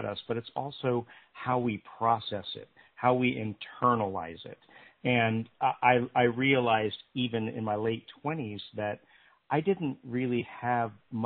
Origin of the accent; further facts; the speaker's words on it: Pennsylvania, United States; moved away as an adult; also born or lived in North Carolina; I grew up in Pennsylvania